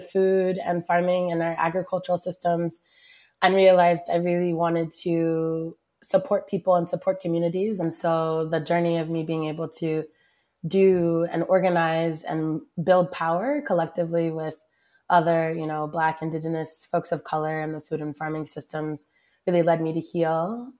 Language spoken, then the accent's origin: English; Dallas, Texas, United States; I am originally from Dallas, Texas